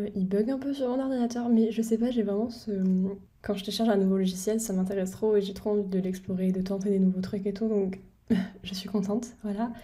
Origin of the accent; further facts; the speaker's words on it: France; first language French; moved away as an adult; now in United Kingdom; je suis française